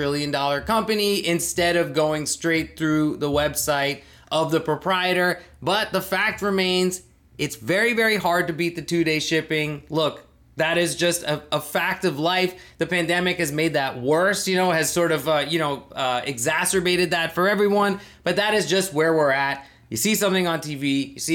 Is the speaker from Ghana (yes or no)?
no; Thailand; as a Pakistani who grew up in Thailand